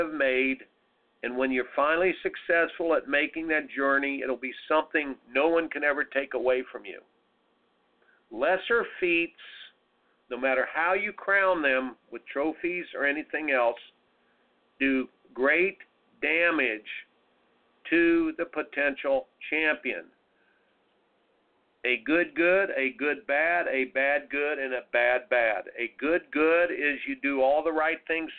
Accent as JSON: {"language": "English", "region": "Indiana", "country": "United States", "tie": "born or raised there", "said": "growing up in Indiana"}